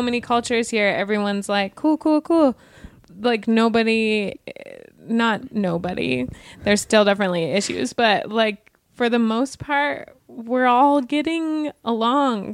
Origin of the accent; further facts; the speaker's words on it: Wyoming, United States; now in Los Angeles, United States; I'm from Wyoming. It's a very, very white state